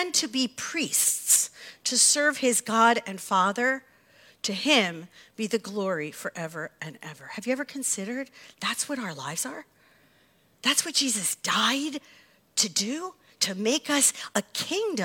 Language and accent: English; United States; As American Christians